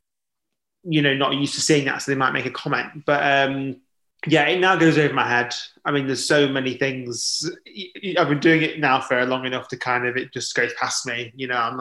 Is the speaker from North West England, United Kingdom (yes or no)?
yes; Blackpool, North West England, United Kingdom; moved away; I'm from Blackpool originally.